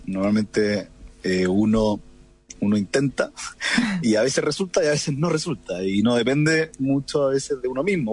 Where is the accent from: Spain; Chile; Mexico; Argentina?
Chile; Coquimbo; moved away as an adult; also born or lived in La Serena; now in Santiago, Chile; soy de Coquimbo, lo cual es otro condimento que a mí me encanta ser de región.